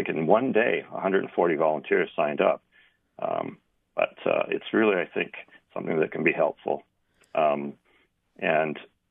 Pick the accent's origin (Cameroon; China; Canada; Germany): Canada; now in Hawaii, United States; I grew up in Canada